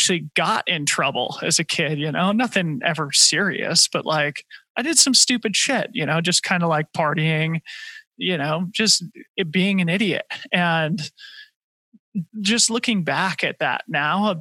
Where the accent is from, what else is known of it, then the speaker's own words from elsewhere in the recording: Boulder, Colorado, United States; growing up in Boulder, it was just a very, I guess, homogenous place